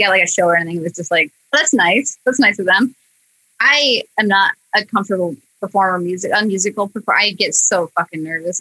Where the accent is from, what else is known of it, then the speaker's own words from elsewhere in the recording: Clinton, Iowa, United States; moved away as an adult; also born or lived in Chicago suburbs, Illinois; now in Los Angeles, United States; that's where I grew up. It wasn't where I was born. I was born in Illinois, suburb of Chicago. But I moved to Clinton when I was like five and lived there